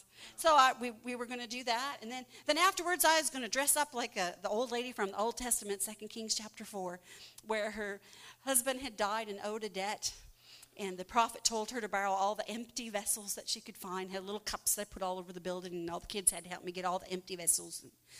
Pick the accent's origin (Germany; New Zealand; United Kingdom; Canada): Canada; I've been, as a Canadian, I can go there quite easily.